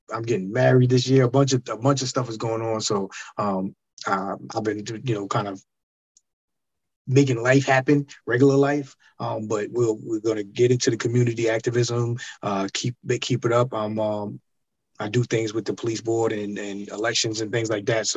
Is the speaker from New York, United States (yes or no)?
yes; Bridgehampton, New York, United States; I'm from Bridge